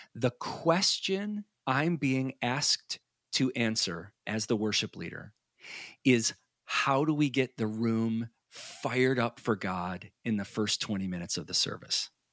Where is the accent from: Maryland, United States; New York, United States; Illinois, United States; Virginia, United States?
Illinois, United States; Chicago; moved away; I grew up in the Chicago area